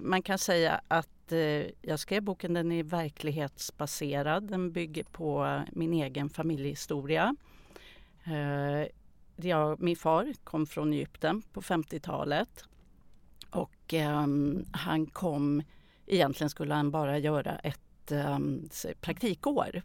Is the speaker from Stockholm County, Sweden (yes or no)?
yes; Täby, Stockholm County, Sweden; Jag föddes i Stockholm. Jag har vuxit upp i Täby, mm. norr om Stockholm.